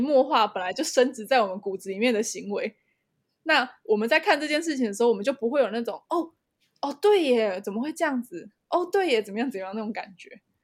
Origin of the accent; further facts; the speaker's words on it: Taiwan; 我们身为台湾人